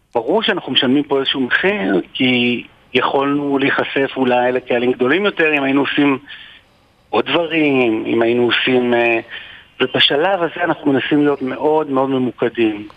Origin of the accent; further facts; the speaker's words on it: Israel; אנחנו ישראלים, אנחנו יהודים